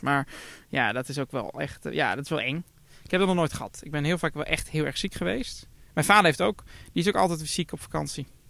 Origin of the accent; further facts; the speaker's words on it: Netherlands; als Nederlander